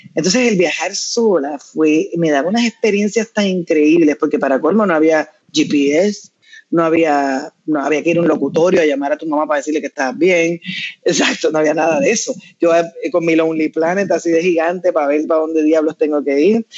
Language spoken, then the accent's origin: Spanish; Puerto Rico; yo nací en Puerto Rico y tuve la bendición de ser, haber nacido en esta tierra